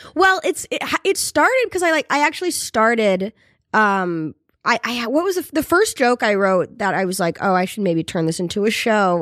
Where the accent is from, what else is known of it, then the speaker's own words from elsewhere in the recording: North Adams, Massachusetts, United States; there was a team when, from my hometown, it was called the Steeplecats